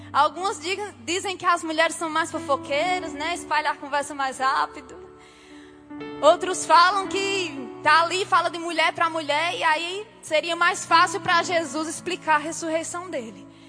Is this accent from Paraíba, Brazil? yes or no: yes; Campina Grande, Paraíba, Brazil; eu sou de Campina Grande.